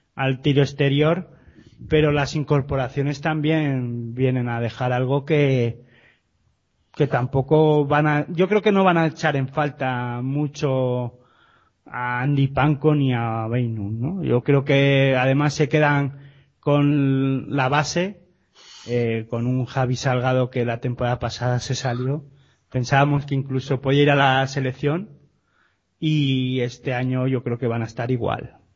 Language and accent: Spanish; Gipuzkoa, Basque Country, Spain; mi tierra